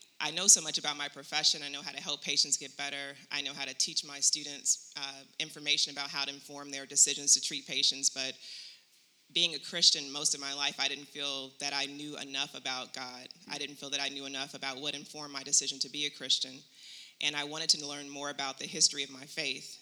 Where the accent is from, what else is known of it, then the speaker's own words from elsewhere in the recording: Chicago, Illinois, United States; moved away as an adult; now in Phoenix, United States; I'm from Chicago, Illinois